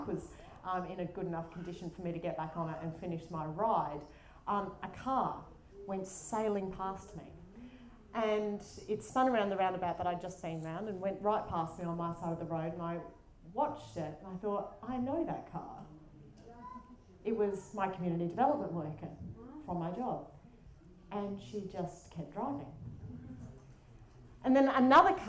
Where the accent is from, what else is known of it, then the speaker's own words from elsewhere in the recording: Adelaide, South Australia, Australia; I'm from Adelaide, which is why my accent might sound a bit funnier, but it's not from Auckland.